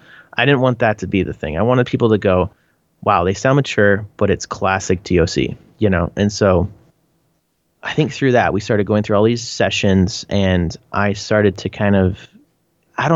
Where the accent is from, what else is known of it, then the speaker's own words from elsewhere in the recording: Canada; accent: Canadian; my Canadian accent